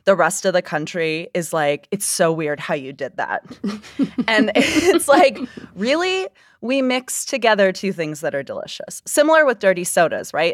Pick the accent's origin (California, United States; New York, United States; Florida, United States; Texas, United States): Florida, United States; also born or lived in Utah; now in Salt Lake City, United States; I first encountered fry sauce in my home state of Florida